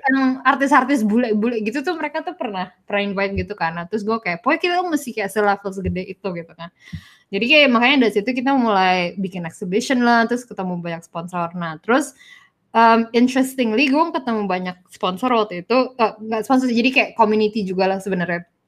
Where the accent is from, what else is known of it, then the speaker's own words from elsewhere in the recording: Indonesia; moved away as an adult; now in Singapore; gue dari Indo